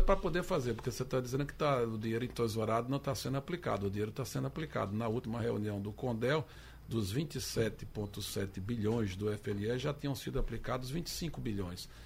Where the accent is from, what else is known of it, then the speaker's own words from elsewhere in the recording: Sertão, Pernambuco, Brazil; Eu sou sertanejo.